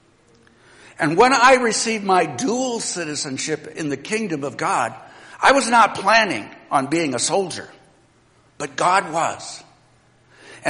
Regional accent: United States; I'm an American citizen

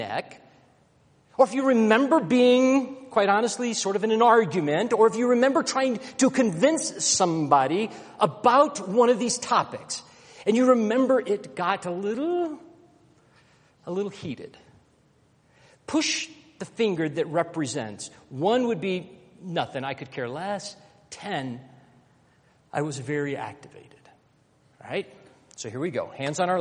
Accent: Alabama, United States; now in Denver, United States; growing up in Alabama in the 60s, coming from a very racist home

